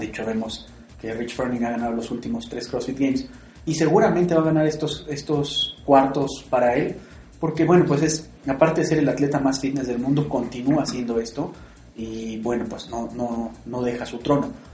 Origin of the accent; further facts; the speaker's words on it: Mexico; para nosotros como mexicanos